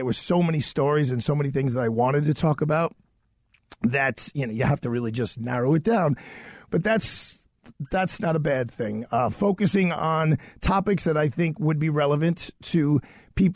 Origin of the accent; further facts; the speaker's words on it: New York City, New York, United States; I'm a New Yorker through and through.